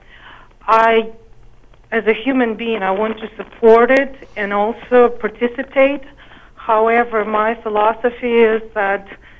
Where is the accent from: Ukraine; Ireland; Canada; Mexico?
Ukraine; moved away as an adult; now in United States; I'm originally from Ukraine